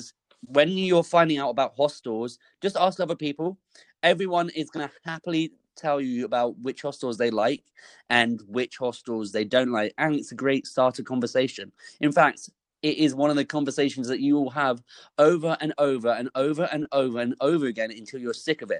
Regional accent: United Kingdom; I'm from the UK

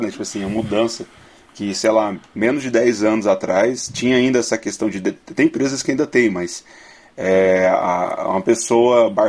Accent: Brazil; Ah, eu, eu, bebo porque eu lembro que eu sou brasileiro. Aí eu, eu tenho que beber.

